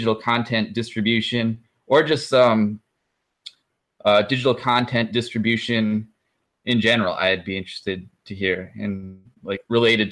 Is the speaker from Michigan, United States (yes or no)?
yes; Michigan, United States; also born or lived in Kalamazoo, Michigan; I am from Michigan, lived all over Michigan, currently in Kalamazoo